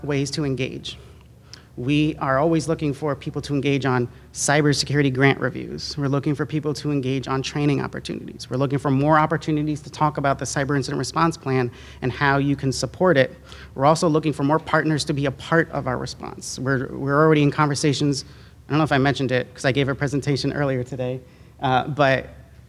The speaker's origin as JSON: {"language": "English", "region": "New York", "country": "United States", "said": "I'm from New York"}